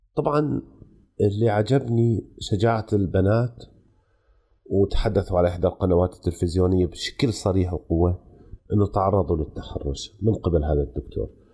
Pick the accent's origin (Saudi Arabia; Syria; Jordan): Jordan; عندنا في الاردن